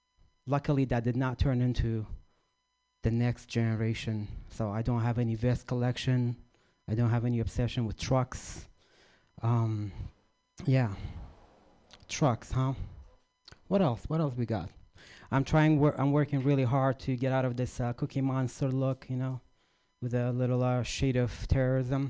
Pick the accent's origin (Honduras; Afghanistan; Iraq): Iraq; moved away; I grew up in Iraq, or Iraq